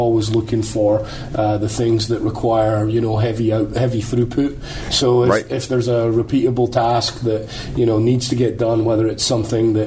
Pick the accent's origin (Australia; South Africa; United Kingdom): United Kingdom; now in Pittsburgh, United States; I'm British